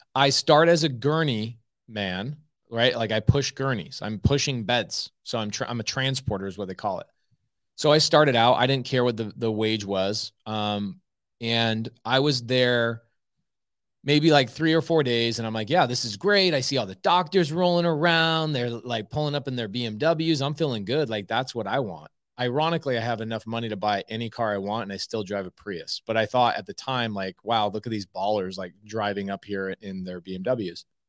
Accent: United States; I'm an American

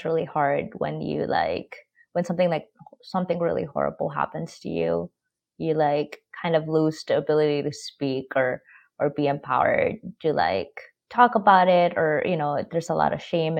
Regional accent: Philippines; now in United States; I grew up in the Philippines where, you know, it's super Catholic, it's super patriarchal

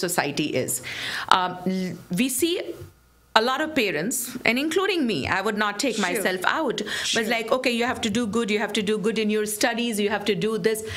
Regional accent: Bihar, India; now in Michigan, United States; my home state, in my home country, in India, in Bihar, in the city of Patna.

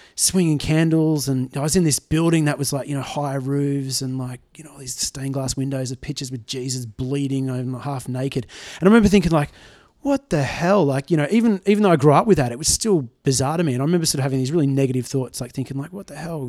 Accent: Tamworth, New South Wales, Australia; now in Brisbane, Australia; I was uh, born here in Brisbane, but I was raised in Tamworth

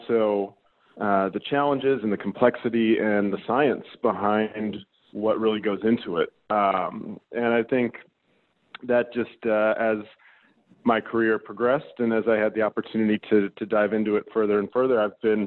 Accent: Aurora, Illinois, United States; moved away as an adult; also born or lived in Chicago, Illinois; now in San Francisco, United States; I grew up outside of Chicago. I went to high school in Aurora, Illinois

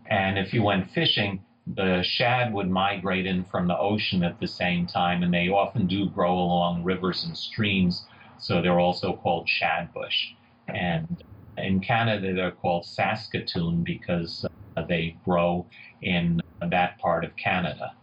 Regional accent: New York City, New York, United States; I grew up in Queens in New York City.

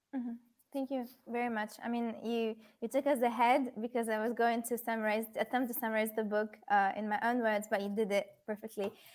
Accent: Tunisia; I'm from Tunisia

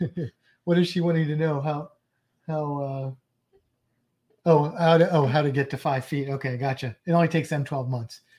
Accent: St. Louis, Missouri, United States; I'm from Saint Louis with the gateway arch

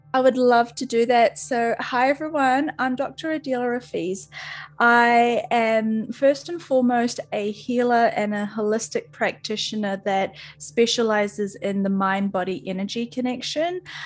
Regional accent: New Zealand; I'm a Kiwi, so I'm from New Zealand

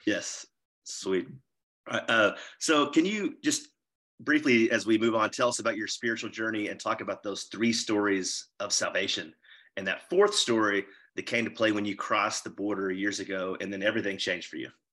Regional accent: Austin, Texas, United States; now in Waco, United States; we're both from Austin, Texas

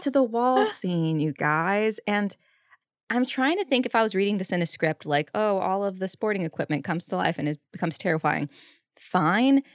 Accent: the South, United States; I'm from the South.

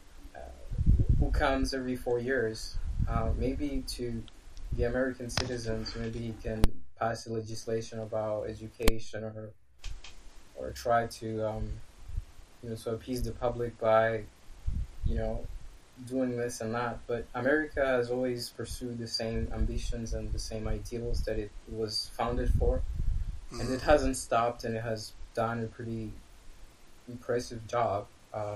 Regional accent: Canada; accent: Canadian twang

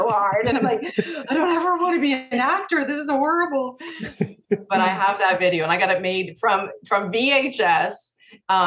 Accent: Regina, Saskatchewan, Canada; moved away; I'm originally from Saskatchewan

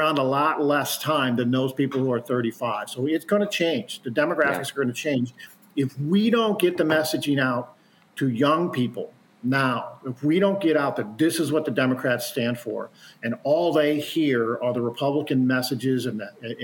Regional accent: St. Louis County, Missouri, United States; I grew up in St. Louis County

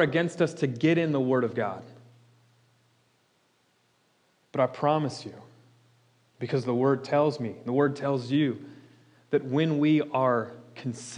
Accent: Florida, United States; I'm from Florida

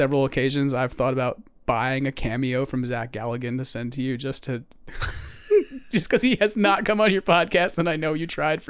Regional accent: New York, United States; because I'm a New Yorker right. who's Irish and Italian.

